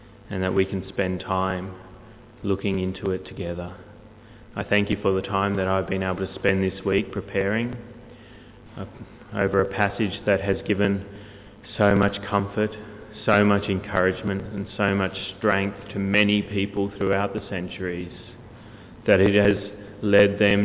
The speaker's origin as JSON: {"language": "English", "region": "Queensland", "country": "Australia", "tie": "born or raised there", "said": "I was born in Queensland, and I was born in this little country hospital in the middle"}